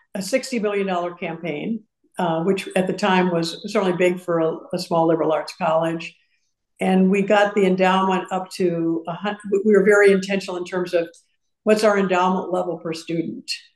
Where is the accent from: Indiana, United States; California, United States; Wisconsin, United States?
Wisconsin, United States; Madison; also born or lived in Urbana, Illinois; now in Houston, United States; i grew up in madison and then we moved to urbana illinois